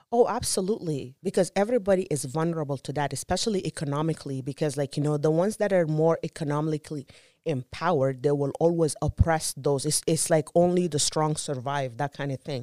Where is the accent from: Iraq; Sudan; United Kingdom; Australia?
Sudan; moved away; also born or lived in Juba, South Sudan; I was born in Juba, South Sudan, and I was born right kind of like in the middle of the Civil War.